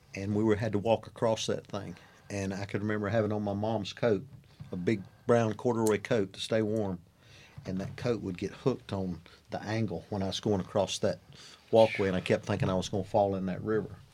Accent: Belmont / Cramerton area, North Carolina, United States; born or raised there

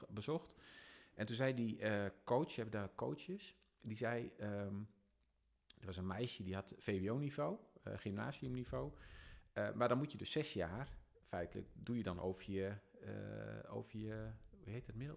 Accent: Dalfsen, Overijssel, Netherlands; also born or lived in Emmen; ik kom uit Dalsen

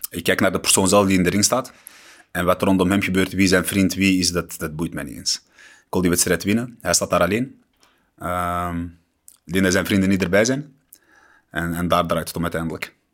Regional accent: Morocco; ik ben, ik ben een Marokkaan natuurlijk en, en ik hou ervan wanneer Marokkanen vechten en winnen.

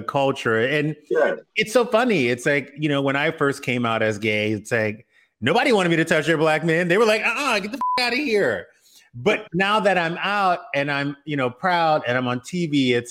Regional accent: South Louisiana, United States; I'm from Louisiana. I'm from South Louisiana.

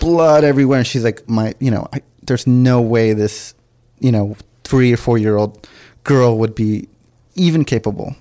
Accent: Los Angeles, California, United States; also born or lived in San Diego; everything else has been L A, like from kindergarten and, and up for me

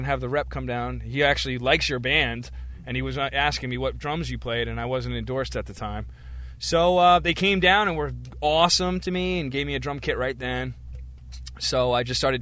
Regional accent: Mattituck, New York, United States; I am from Matituck, Long Island, which is... way out on the east end of Long Island

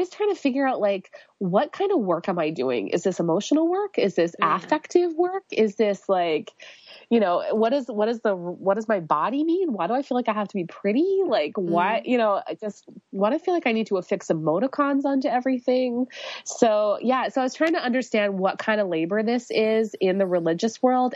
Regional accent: Canada; I'm Canadian

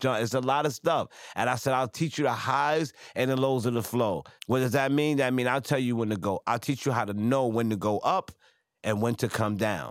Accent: New York City, New York, United States; I'm from Franklin, I'm from Crown Heights

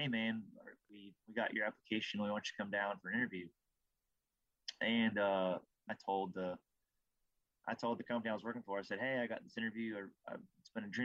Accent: Iowa, United States; growing up in Iowa

